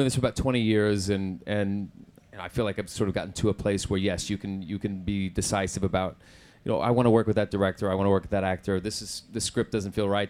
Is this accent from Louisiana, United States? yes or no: no; Oklahoma, United States; accent: Southern American; moved away; I grew up in Oklahoma